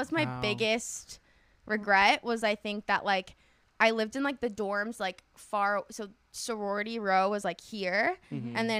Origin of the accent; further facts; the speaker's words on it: Orange County, California, United States; I grew up in Orange County.